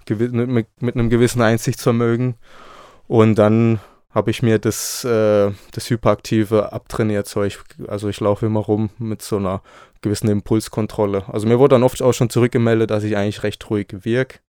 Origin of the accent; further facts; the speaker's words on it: Baden-Württemberg, Germany; now in Leipzig, Germany; Ich komme aus dem Süden, in der Nähe von Freiburg. Da bin ich aufgewachsen, also komme auch vom Land, habe französische Einflüsse, habe spanische Einflüsse. Und ja, ich bin jetzt seit einem Jahr hier in Leipzig.